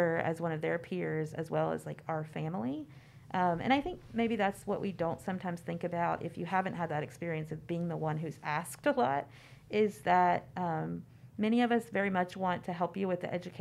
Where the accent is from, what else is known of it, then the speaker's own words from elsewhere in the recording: Kentucky, United States; I grew up in Kentucky